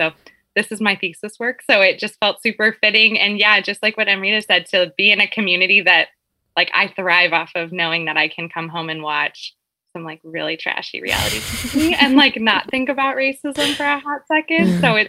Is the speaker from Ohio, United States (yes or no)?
no; Palm Springs, California, United States; now in Bay Area, United States; I'm like very Californian, but I live in the Bay Area. I'm originally from Palm Springs.